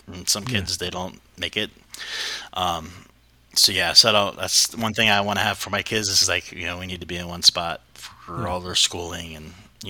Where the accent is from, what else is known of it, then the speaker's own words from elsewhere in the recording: Riverside, California, United States; moved away as an adult; also born or lived in San Diego, California / Pulaski, Virginia; I'm from the Midland Empire, so it's more like Riverside, in that kind of area. I lived in San Diego for a while before I moved out, but I've been back and forth between California all the way to the Panhandle of Virginia, Pulaski.